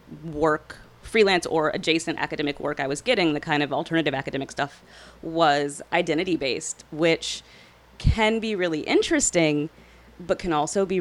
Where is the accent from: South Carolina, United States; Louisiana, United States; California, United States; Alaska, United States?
Louisiana, United States; New Orleans; I grew up in Gentilly, actually, not far down the road.